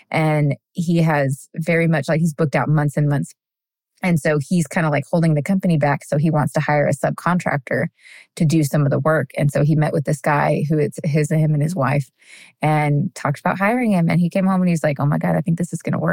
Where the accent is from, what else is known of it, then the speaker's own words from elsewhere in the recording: Texas, United States; now in Tennessee, United States; I'm born and raised in Texas, but right now I'm currently a Tennessean